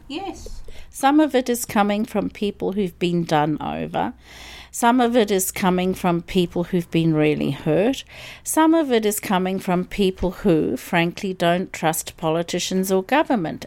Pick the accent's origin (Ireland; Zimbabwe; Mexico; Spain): Zimbabwe; moved away as an adult; also born or lived in South Africa / Melbourne, Australia; now in Byron Bay, Australia; I grew up in Zimbabwe and went to university in South Africa and came to Australia in nineteen eighty-nine.